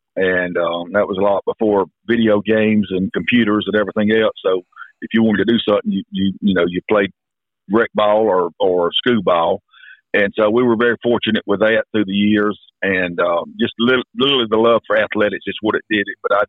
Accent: Northwest Georgia, United States; moved away as an adult; now in Kinston, United States; my accent sort of gets me away that I'm not a native, but I'm from Northwest Georgia

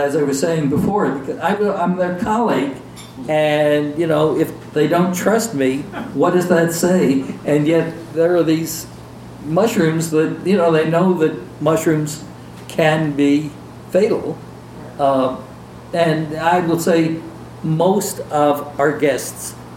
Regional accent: New York City, New York, United States; growing up in New York City, in Manhattan

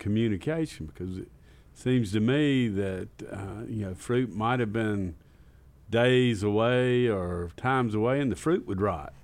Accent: Batesburg-Leesville, South Carolina, United States; moved away as an adult; also born or lived in Rock Hill, South Carolina; Grew up in Batesburg, Leesville, South Carolina

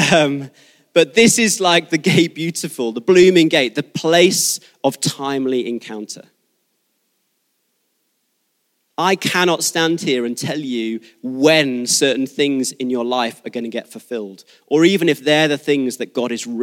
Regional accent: Devon, South West England, United Kingdom; moved away; I was born in Devon

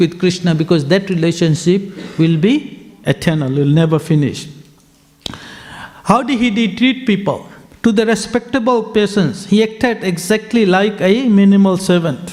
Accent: Fiji; I'm from Fiji

